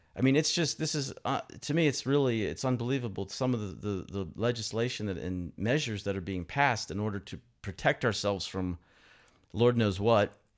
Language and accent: English; Pittsburgh, Pennsylvania, United States; moved away as an adult; now in Moscow, Russia; my hometown of Pittsburgh